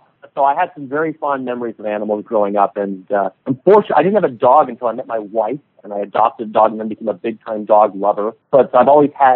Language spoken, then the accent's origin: English; San Ramon, California, United States; now in San Diego, United States; In the Bay Area, a city called San Ramon, California